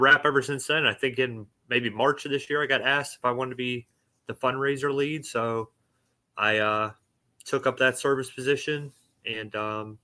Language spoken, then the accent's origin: English; Pittsburgh, Pennsylvania, United States; I grew up in Pittsburgh, Pennsylvania